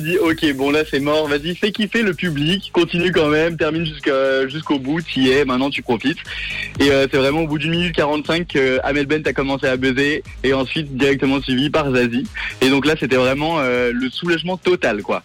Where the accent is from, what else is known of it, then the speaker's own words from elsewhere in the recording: Geneva, Switzerland; moved away as an adult; now in Paris, France; je suis né à Genève, j'y ai grandi jusqu'à mes vingt et un ans, et ensuite, je suis parti à Paris